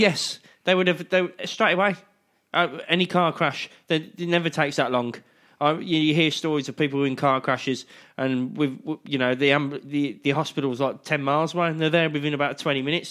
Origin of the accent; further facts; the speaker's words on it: United Kingdom; I'm British